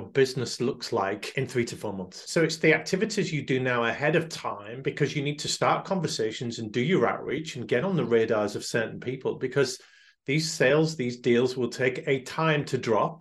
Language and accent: English; United Kingdom; we're uniquely British